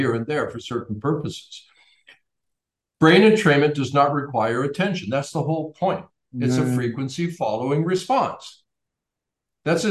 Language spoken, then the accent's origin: English; Canada; I'm from Canada